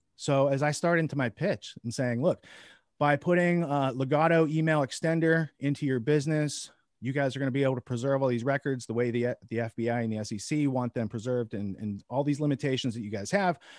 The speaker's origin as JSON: {"language": "English", "region": "small Midwest town", "country": "United States", "tie": "born or raised there", "said": "as an American, as a upright, honest citizen brought up in a small Midwest"}